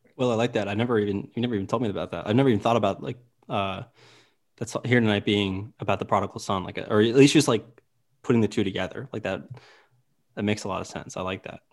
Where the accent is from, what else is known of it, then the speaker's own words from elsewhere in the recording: Myrtle Beach, South Carolina, United States; I myself, I'm from Myrtle Beach, South Carolina